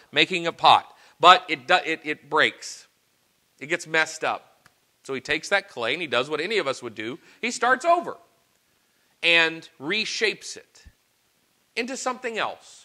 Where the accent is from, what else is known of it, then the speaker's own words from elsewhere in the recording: Arkansas, United States; Growing up in Arkansas